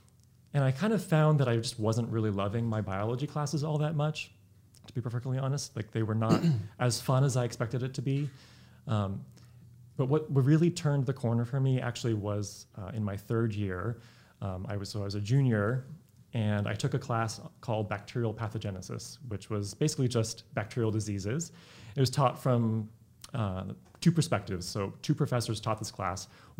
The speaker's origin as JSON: {"language": "English", "town": "Sacramento", "region": "California", "country": "United States", "tie": "born or raised there", "also_born_or_lived": "Bay Area, California", "said": "I grew up in Sacramento, California, although I was actually born in the Bay Area."}